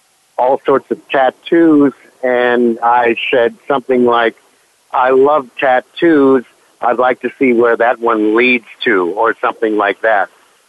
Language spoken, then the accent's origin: English; St. Louis, Missouri, United States; from St. Louis, and his daughter was best friend from eighth grade with my sister.